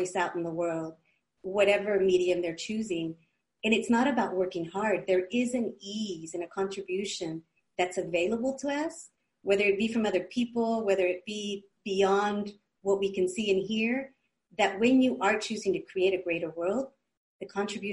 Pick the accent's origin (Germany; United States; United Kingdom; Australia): United States; California; growing up in California from parents of Mexico